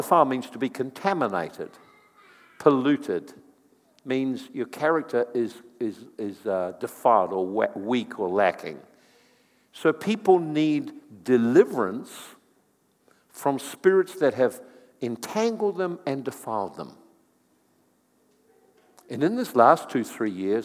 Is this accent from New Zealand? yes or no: yes; New Zealand; I'm from New Zealand as well